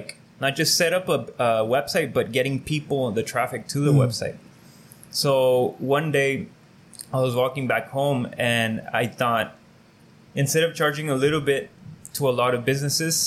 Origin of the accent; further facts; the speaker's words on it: Calexico, California, United States; I grew up here in Calexico